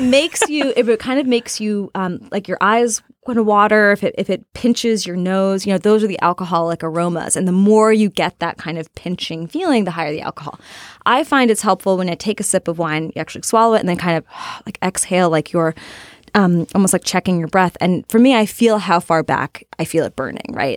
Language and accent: English; Portland, Oregon, United States; I'm from Portland, Oregon. I had a high school reunion with a lot of other Portlanders